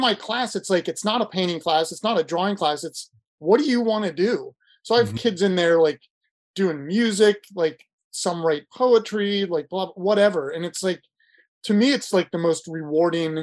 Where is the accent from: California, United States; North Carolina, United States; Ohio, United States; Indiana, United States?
Ohio, United States; moved away; I'm from Ohio originally